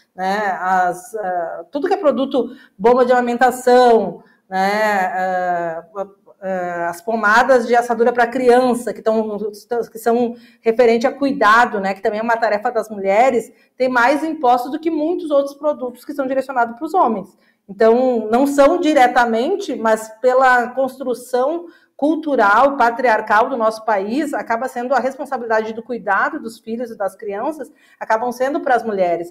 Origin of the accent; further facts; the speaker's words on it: Caxias do Sul, Rio Grande do Sul, Brazil; Eu sou de Caxias do Sul, na, na cidade industrial